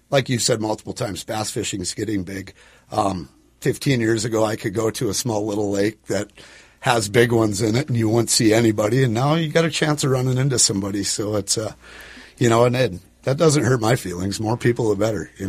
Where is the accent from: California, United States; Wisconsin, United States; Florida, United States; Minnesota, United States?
Minnesota, United States; Park Rapids; Uh, Park Rapids originally.